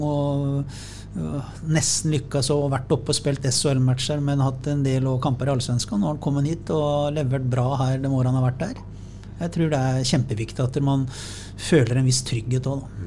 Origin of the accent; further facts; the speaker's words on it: Sarpsborg, Østfold, Norway; jeg som sarping